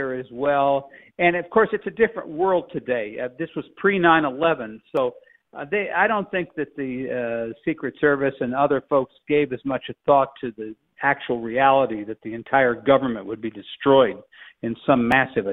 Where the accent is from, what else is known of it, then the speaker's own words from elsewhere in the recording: Kansas, United States; I'm from Kansas, and I would have to tell you, well, we have some trees in Kansas